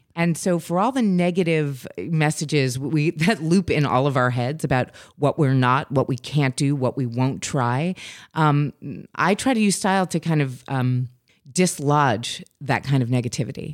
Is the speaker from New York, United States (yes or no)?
yes; New York City, New York, United States; I grew up in New York City